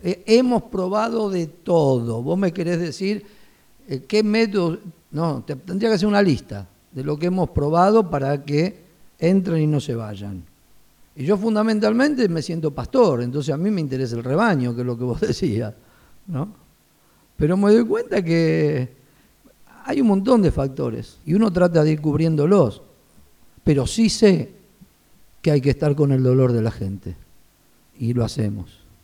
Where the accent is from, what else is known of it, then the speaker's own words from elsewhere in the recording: Buenos Aires, Argentina; nací en, Capital, en Buenos Aires, iba a una iglesia de ahí de Capital, en el, barrio de Mataderos, y desde chico este, iba a la escuela bíblica